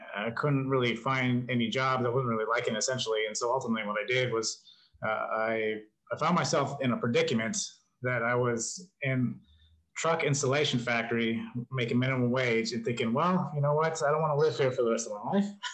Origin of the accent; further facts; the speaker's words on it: New Mexico, United States; moved away; also born or lived in New York / California; I grew up in New Mexico, and then um, lived up in New York for a little while. Lived in California